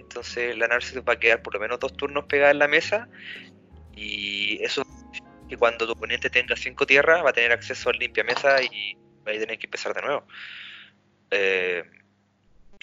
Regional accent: Salamanca, Castile and León, Spain; los que somos de Salamanca, el Team Salamanca

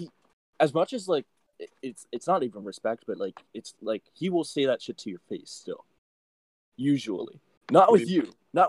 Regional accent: Brampton, Ontario, Canada; I'm from Brampton.

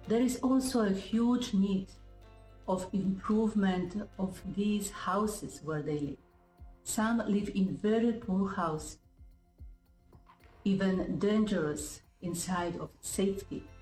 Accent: Poland; English is a second language; moved away as an adult; now in Jamaica; I am originally from Poland, and for the last nine years, I share my life and my faith with the people of St. Thomas Civil Parish, the eastern part of Jamaica.

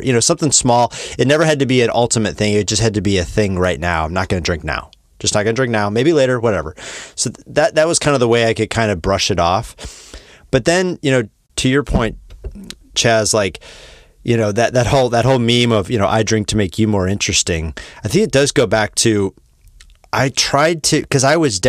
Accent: Wisconsin, United States; moved away; I'm from Wisconsin, where I would say the normalization of drinking is even more

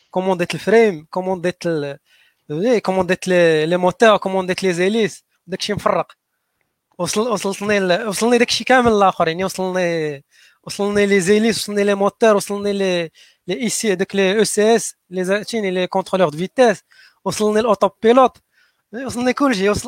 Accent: Morocco; حنا حنا مغاربه كمغاربه ما عندناش هذاك الكلمه

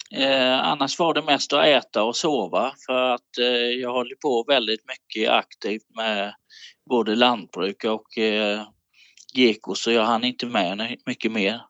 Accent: Falkenberg, Halland County, Sweden; jag har bott i Halland hela mitt liv, i Falkenbergs kommun

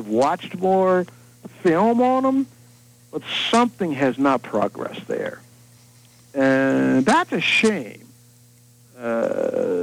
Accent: Chicago, Illinois, United States; I'm from Chicago

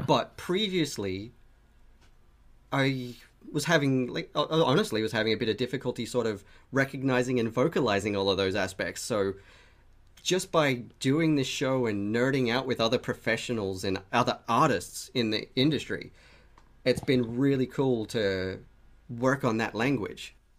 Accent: Australia; we're both Australian

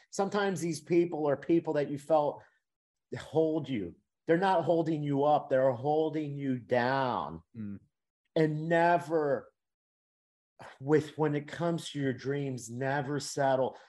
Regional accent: Miami, Florida, United States; moved away as an adult; also born or lived in Louisiana; I'm from Miami, out of state tuition

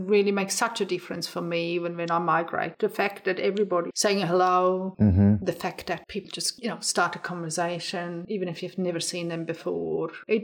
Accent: Engadine Valley, near St. Moritz, Graubünden, Switzerland; English is a second language; moved away as an adult; also born or lived in Melbourne, Australia; now in Tasmania, Australia; grew up in the Alps, and literally that's where I grew up

